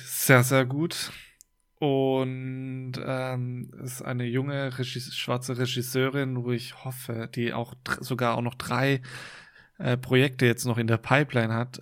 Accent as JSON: {"language": "German", "country": "Germany", "said": "bei uns in Deutschland"}